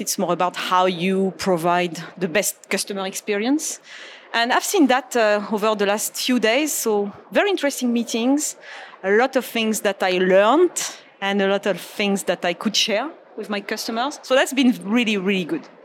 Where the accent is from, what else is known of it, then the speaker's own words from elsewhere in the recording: Marseille, Provence-Alpes-Côte d'Azur, France; moved away as an adult; now in Naples, United States; growing up in France and, and even in Europe